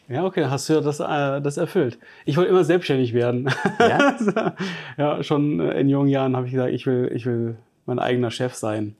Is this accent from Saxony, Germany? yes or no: no; Giessen, Hesse, Germany; now in Stuttgart, Germany; Ich komme ursprünglich aus Gießen